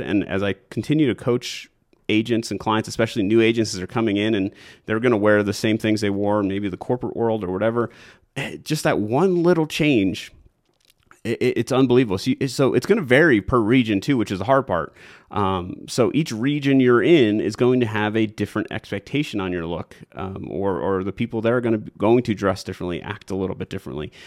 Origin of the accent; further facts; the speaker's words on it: New York, United States; moved away as an adult; now in Colorado, United States; I'm originally from New York